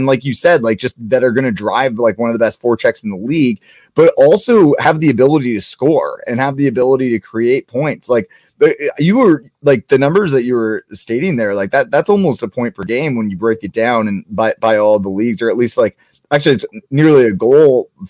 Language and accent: English; Kitchener, Ontario, Canada; I'm from Kitchener, and I like grew up watching the OHL